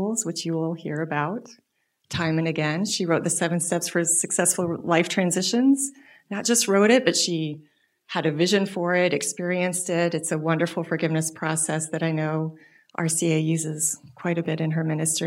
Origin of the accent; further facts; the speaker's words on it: Des Moines, Iowa, United States; I grew up in Unity, born and raised in Des Moines, Iowa.